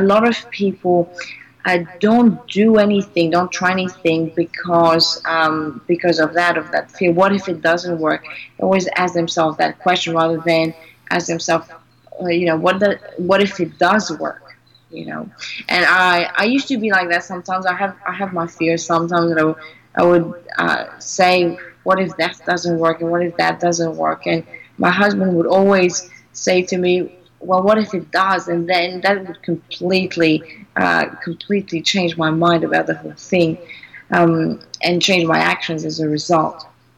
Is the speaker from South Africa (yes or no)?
no; Greece; born there; I was born in Greece, but my parents are not Greek. My mother is French and my father's half British, half Cypriot.